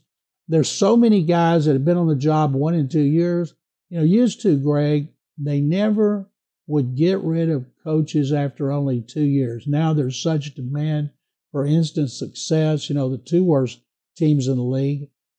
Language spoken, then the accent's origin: English; Waco, Texas, United States; when I was growing up in Waco.